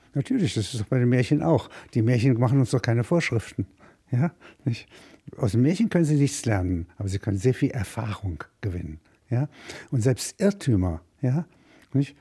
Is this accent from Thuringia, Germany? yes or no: no; Halberstadt, Saxony-Anhalt, Germany; moved away; ich komme aus Halberstadt, das ist, wenn Sie wollen, eine Kleinstadt, sagt man